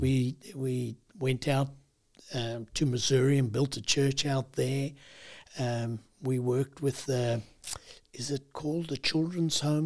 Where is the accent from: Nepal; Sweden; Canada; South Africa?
South Africa; moved away as an adult; also born or lived in United States; I grew up in South Africa